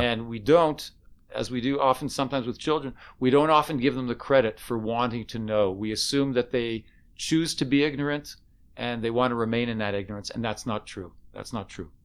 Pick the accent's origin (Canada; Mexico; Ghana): Canada; now in Israel; I was from Canada